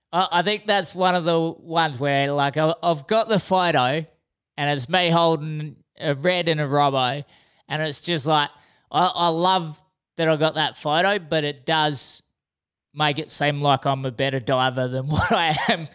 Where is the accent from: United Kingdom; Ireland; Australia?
Australia; Exmouth, Western Australia; I'm from Exmouth as well. And his first thing was, he goes, oh, I've never met you. Like, how long have you lived there for? I'm like, 20 years.